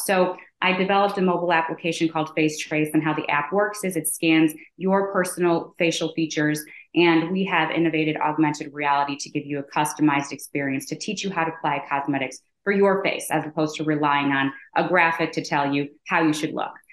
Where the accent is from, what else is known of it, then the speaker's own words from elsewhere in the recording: Chicago, Illinois, United States; also born or lived in Michigan; born and raised in Chicago